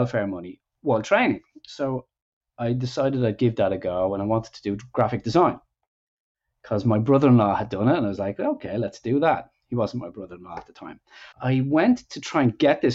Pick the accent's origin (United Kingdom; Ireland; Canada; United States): Ireland; also born or lived in Dublin; I'm from Ireland, grew up there, of course, in the 80s